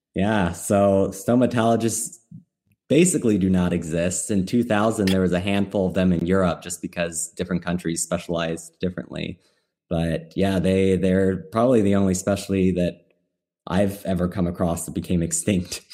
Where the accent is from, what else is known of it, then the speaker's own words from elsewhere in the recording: Midwest, United States; I'm from the Midwest